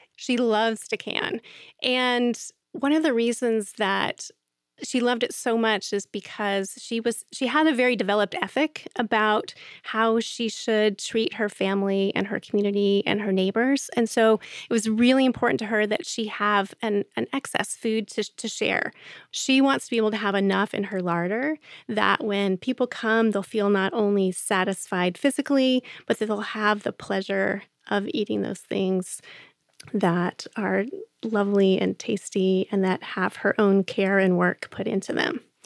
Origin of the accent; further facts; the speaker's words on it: Central Ohio, United States; I grew up in Central Ohio and in suburban Central Ohio